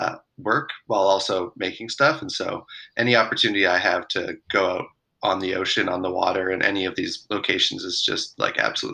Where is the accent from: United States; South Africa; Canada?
Canada; Alberta; moved away as an adult; now in Vancouver, Canada; As a fellow Albertan